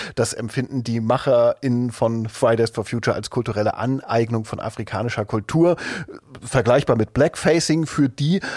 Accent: East Germany, Germany; Ich bin ja in der DDR aufgewachsen, die ersten zehn Jahre meines Lebens.

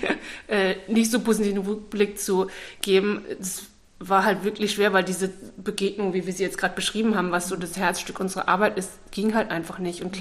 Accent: Baden-Württemberg, Germany; meine Eltern kommen beide aus dem Hamburger Raum und ich bin aber im Schwarzwald aufgewachsen.

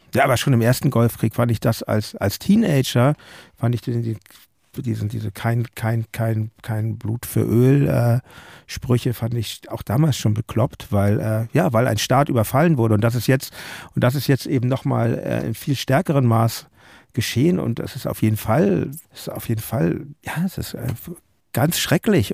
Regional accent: Hamburg, Germany; ich komme aus Hamburg

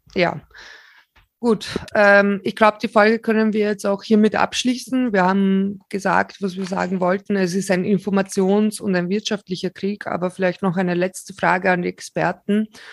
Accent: Slovakia; moved away; ich selbst bin Slowakin, aber mein Opa ist Ukrainer und wir kommen aus ähm, 70 Kilometer von der ukrainischen Grenze her

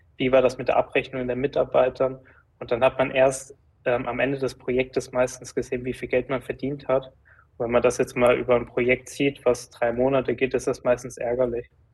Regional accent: Giessen, Hesse, Germany; also born or lived in Frankfurt; aus Gießen, da wo ich aufgewachsen bin, da wo auch die Firma ist

